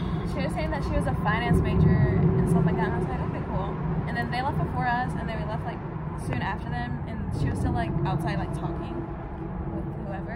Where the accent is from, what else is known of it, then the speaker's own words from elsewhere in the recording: Weatherford, Texas, United States; also born or lived in North Dakota; I'm from North Texas, DFW area. from Weatherford. It's a small town. West of Fort Worth